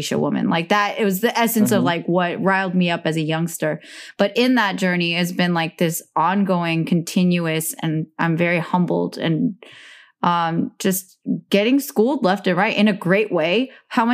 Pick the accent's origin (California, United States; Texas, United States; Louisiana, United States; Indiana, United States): California, United States; Bay Area; as a minority growing up in the Bay Area in California since the 1980s